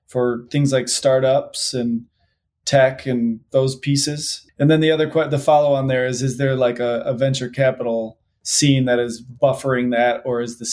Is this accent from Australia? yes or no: no; Traverse City, Michigan, United States; moved away; I'm from Northern Michigan, the Traverse City area originally